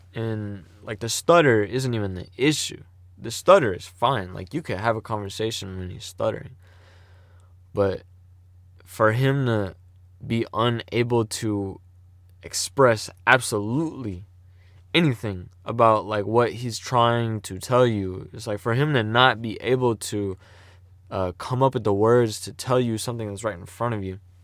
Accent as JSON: {"language": "English", "town": "St. Louis", "region": "Missouri", "country": "United States", "said": "I'm from Saint Louis, you know? Um, the suburbs, but I'm from Saint Louis, you know? Like, yeah, man. And then if you wanna get even more specific, I'm from North County."}